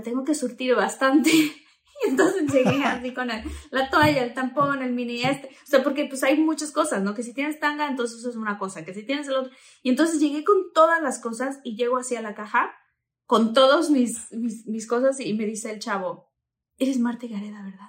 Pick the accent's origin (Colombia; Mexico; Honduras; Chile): Mexico; Tabasco; estaba yo creciendo en Tabasco